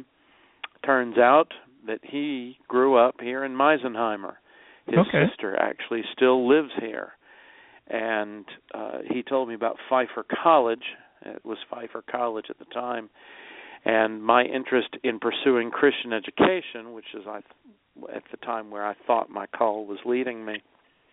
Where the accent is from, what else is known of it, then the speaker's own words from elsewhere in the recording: Miami, Florida, United States; now in Misenheimer, United States; I grew up in Miami, just outside of Little Havana.